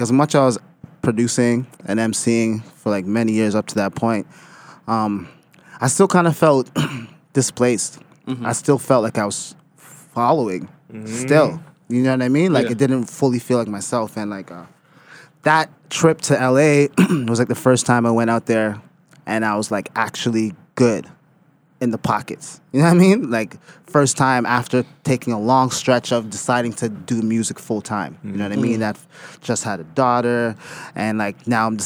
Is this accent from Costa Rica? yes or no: no; Toronto, Ontario, Canada; also born or lived in Mississauga; I come from the city in a real active sense.